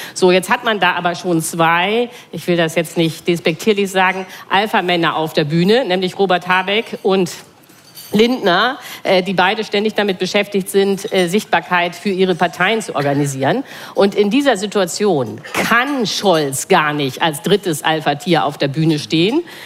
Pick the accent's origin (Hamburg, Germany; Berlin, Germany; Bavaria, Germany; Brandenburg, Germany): Hamburg, Germany; ich bin aus Hamburg